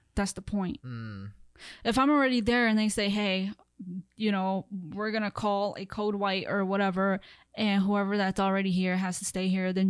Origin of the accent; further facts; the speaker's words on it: Wisconsin, United States; now in Austin, United States; I'm from Wisconsin. I'm used to, you know, paved roads, salted streets